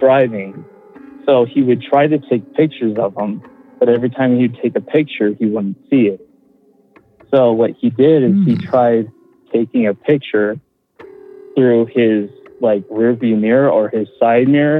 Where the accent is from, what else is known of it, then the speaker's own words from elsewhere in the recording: Colorado, United States; I'm from Colorado